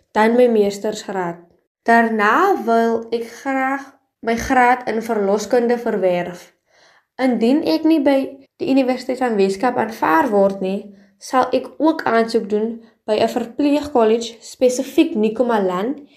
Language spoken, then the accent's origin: Afrikaans; Paarl, Western Cape, South Africa; ek is afkomstig van Chicago in die Parel